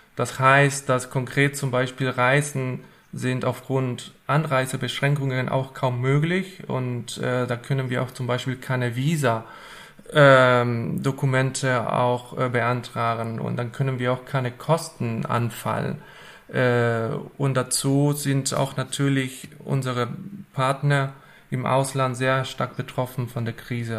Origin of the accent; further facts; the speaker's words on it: Argentina; German is a second language; moved away as an adult; also born or lived in Hannover, Germany / Marburg, Germany; now in Wuppertal, Germany; ich bin nicht in Deutschland geboren und aufgewachsen. Ich komme ursprünglich aus Argentinien und wohne seit ähm, acht Jahren schon äh, in Deutschland.